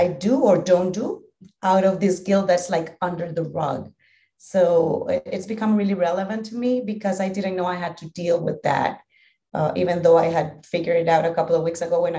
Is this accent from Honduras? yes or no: yes; Honduras; English is a second language; also born or lived in Spain; I'm from Honduras, a small country in Central America, in the heart of Central America. I've lived here all my life